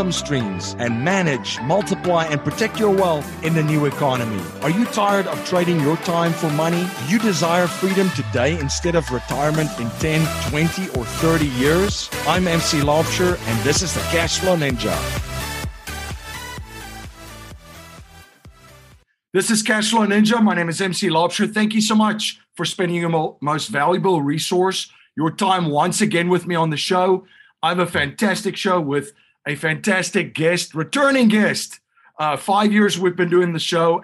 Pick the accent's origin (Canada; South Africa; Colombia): South Africa; moved away; I grew up in South Africa during a totalitarian regime, during the apartheid regime.